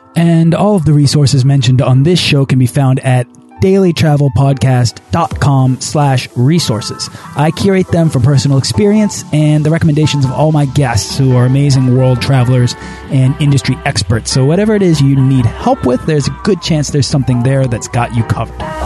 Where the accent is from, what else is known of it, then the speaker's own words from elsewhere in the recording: Boston, Massachusetts, United States; I'm from Boston.